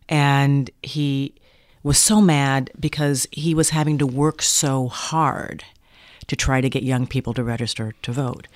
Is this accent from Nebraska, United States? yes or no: no; Minneapolis, Minnesota, United States; I was raised in Minneapolis